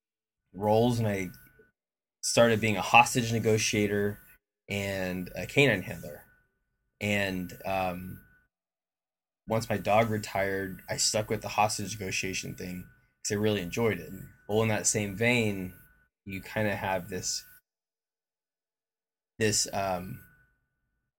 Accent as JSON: {"language": "English", "region": "Oklahoma", "country": "United States", "tie": "born or raised there", "also_born_or_lived": "Monterey, California / Texas / Utah", "moved": "as an adult", "said": "I grew up in Oklahoma"}